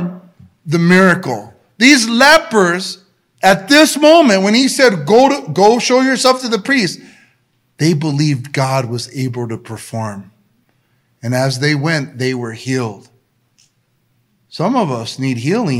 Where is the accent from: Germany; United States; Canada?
United States; El Monte, California; I was a kid from El Monte, and I believed that I can be different because of Jesus